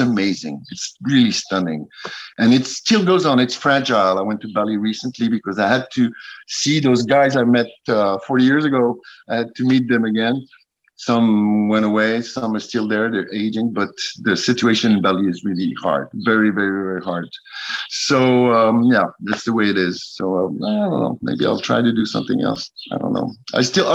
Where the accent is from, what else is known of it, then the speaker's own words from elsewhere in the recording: United States; now in Paris, France; Being American in France